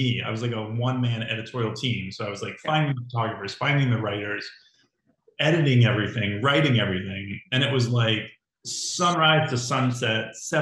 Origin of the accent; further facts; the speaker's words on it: Connecticut, United States; now in Los Angeles, United States; I'm from Connecticut and I've lived in Los Angeles for 26 years. So I'm an Angeleno at this point